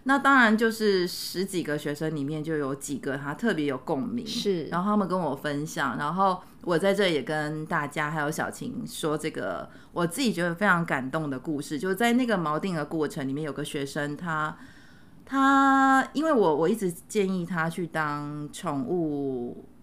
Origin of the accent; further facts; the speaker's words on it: Luzhou, New Taipei, Taiwan; 我某种程度也是在台北的乡下长大，就是泸州，三重泸州